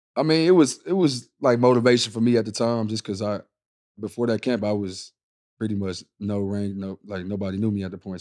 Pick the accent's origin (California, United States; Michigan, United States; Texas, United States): Texas, United States; Houston; I grew up in Houston